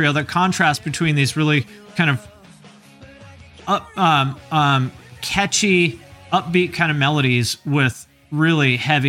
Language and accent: English; Chino, California, United States; now in Newport, United States; I live in Newport, but I'm from Chino. I'm from the wrong side of the tracks.